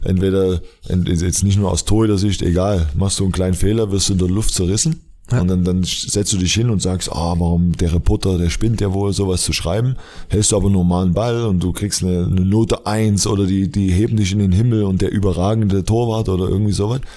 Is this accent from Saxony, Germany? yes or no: yes; Dresden, Saxony, Germany; moved away; also born or lived in Leverkusen; ich komme aus Dresden ursprünglich